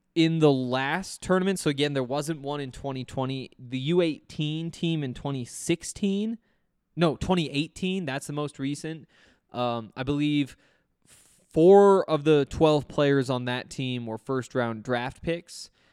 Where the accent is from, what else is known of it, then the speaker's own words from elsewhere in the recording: Montana, United States; I'm from Montana